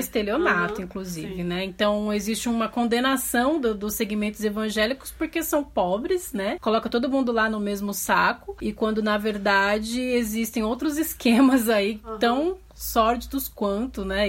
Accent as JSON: {"language": "Portuguese", "country": "Brazil", "said": "eu que sou da Zona Leste"}